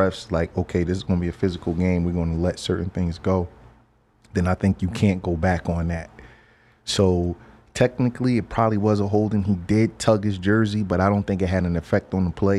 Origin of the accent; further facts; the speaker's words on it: Philadelphia, Pennsylvania, United States; I'm from Philadelphia